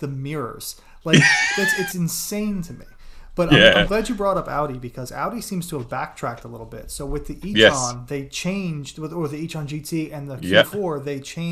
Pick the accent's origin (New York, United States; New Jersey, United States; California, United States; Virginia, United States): New Jersey, United States; accent: New Jersey; my New Jersey accent